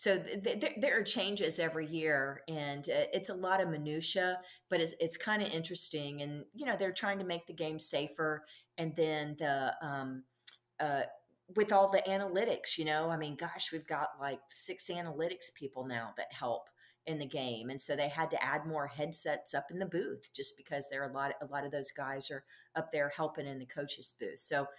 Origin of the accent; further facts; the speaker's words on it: Galveston, Texas, United States; now in Dallas, United States; I moved to Dallas in 76 or 78. I'm originally from Galveston, Texas.